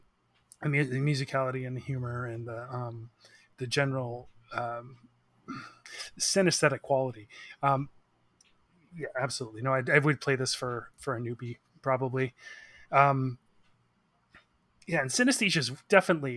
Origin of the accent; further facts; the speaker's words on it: Victoria, British Columbia, Canada; moved away as an adult; now in Vancouver, Canada; I'm from Victoria